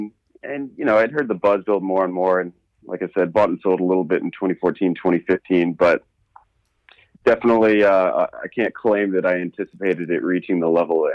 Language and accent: English; Bay Area, California, United States; So I'm from the Bay Area originally and based now in San Francisco.